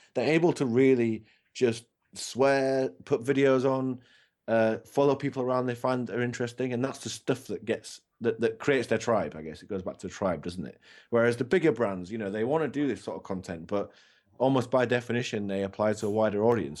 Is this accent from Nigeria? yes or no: no; England, United Kingdom; I'm English